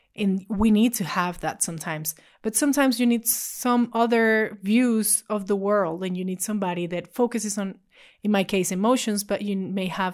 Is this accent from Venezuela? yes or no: yes; Venezuela; I was born and raised in Venezuela